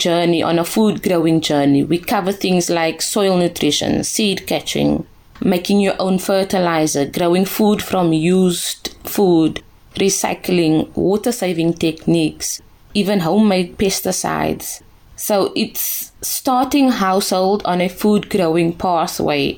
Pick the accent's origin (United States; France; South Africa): South Africa; I was also chosen as a South African ambassador to the Samsung head office in Seoul in South Korea